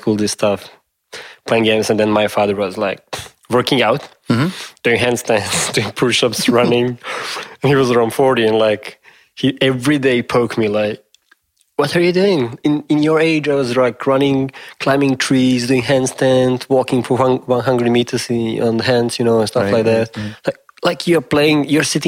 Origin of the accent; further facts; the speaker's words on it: Serbia; also born or lived in Yugoslavia; where are you from? I say Serbia